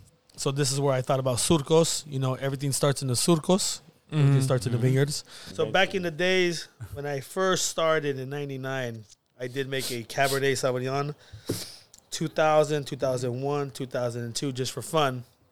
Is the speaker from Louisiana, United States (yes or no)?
no; Napa, California, United States; Here in Napa. Four generations.